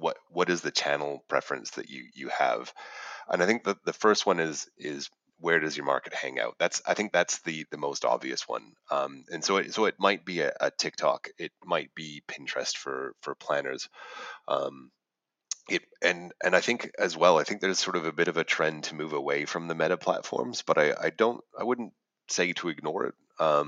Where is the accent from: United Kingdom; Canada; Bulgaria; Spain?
Canada; moved away as an adult; now in Australia; as I'm a Canadian